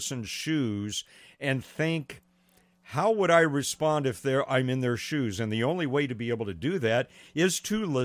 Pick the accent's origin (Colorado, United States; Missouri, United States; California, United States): California, United States; Pasadena; I grew up in Northwest Pasadena